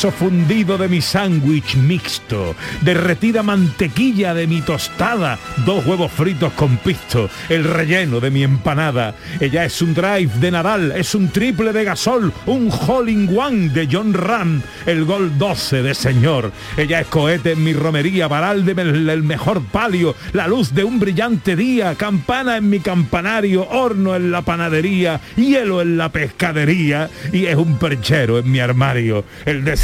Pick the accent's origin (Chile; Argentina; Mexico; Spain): Spain; Seville, Andalusia; Buenos días mi gente, buenos días mi tierra. … de Sevilla